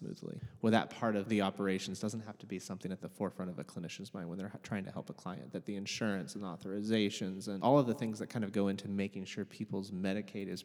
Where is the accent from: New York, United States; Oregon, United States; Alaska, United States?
Oregon, United States; Portland; University of Portland right here in my hometown.